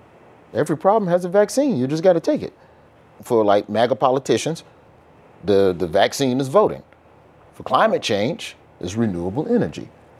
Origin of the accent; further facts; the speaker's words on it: Alabama, United States; I'm from Alabama.